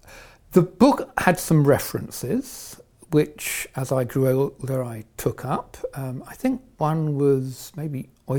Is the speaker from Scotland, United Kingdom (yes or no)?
no; Welwyn Garden City, East of England, United Kingdom; now in Oxford, United Kingdom; I was brought up in Welling Garden City. I went to the local primary school, secondary school, grammar school.